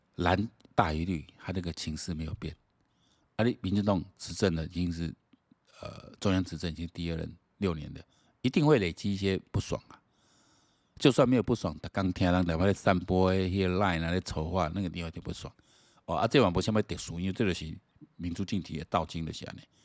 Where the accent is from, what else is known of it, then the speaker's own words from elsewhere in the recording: Taiwan; 我讲台湾人啊，大家拢有这个共识